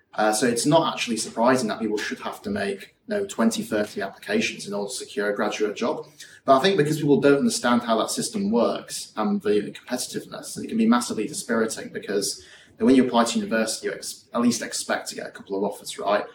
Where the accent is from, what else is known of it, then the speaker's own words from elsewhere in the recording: Yorkshire and the Humber, United Kingdom; growing up in West Yorkshire